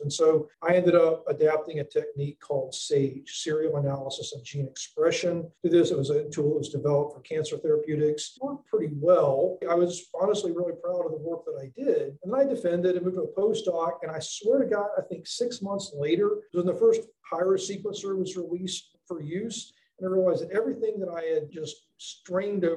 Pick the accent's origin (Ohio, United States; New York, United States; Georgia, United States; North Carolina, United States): North Carolina, United States; the mountains of; moved away as an adult; now in Mississippi, United States; I'm from North Carolina originally, way up in the mountains of North Carolina, about as far from the ocean as you can get.